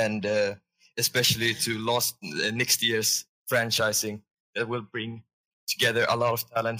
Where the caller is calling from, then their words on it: Sweden; I'm calling from Sweden.